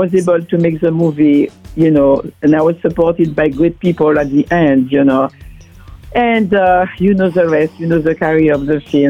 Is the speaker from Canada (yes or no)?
no; Martinique; moved away as an adult; now in Paris, France; Well, originally from Martinique. I'm from the Caribbean. And I went back to France, you know. I went to France to study. And I spent, I'm based in Paris.